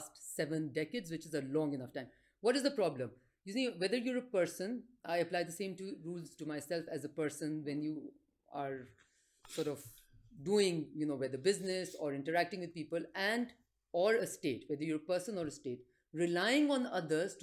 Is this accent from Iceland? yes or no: no; Pakistan; as a Pakistani, we are all proud Pakistanis